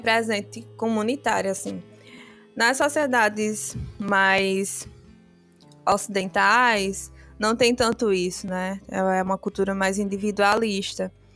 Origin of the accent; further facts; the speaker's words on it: Brazil; also born or lived in Guinea-Bissau / Biombo; eu fui criada aqui no Brasil. É, eu vim ao Brasil quando eu tinha sete anos com minha família